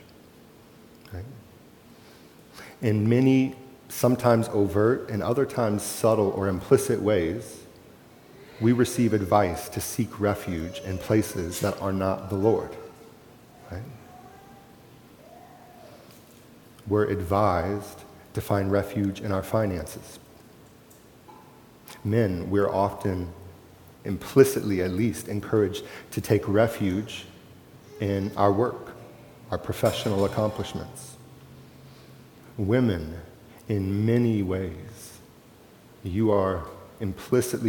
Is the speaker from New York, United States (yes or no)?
no; Florida, United States; moved away; also born or lived in Charlottesville, Virginia / Lake Traverse Reservation; Kate and I grew up in Florida.